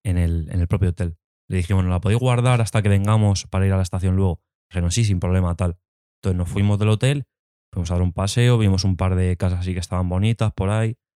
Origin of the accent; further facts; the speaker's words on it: Alcalá de Henares, Community of Madrid, Spain; nosotros que somos de aquí de Alcalá